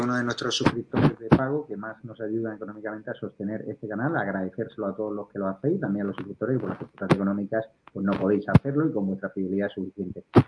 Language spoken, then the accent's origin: Spanish; Community of Madrid, Spain; Tan delincuentes somos los madrileños